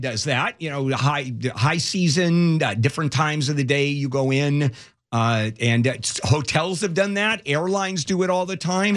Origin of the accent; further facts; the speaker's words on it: Brazil; moved away; I, I come from Brazil